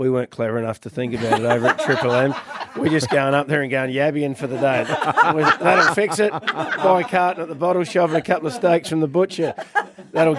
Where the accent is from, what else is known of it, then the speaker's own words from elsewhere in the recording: Waikerie, South Australia, Australia; now in Adelaide, Australia; I grew up with the Murray River as our backyard.